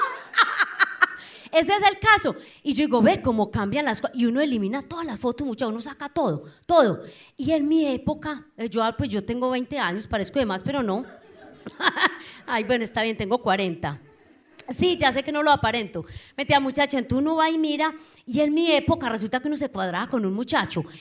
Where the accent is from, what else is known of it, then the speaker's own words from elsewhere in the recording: Anorí, Antioquia, Colombia; moved away; yo vengo de un pueblo, yo soy de Anorí, nordeste Antioquia